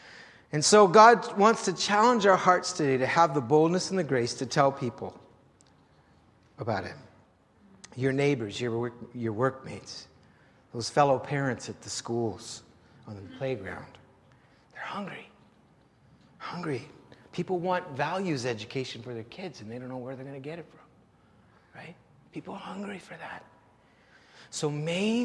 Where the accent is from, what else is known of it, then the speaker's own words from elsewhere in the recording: Canada; We're your Canadian.